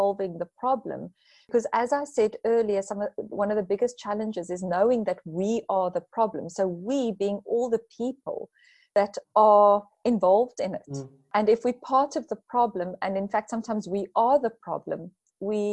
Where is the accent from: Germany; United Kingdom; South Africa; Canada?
South Africa; being a South African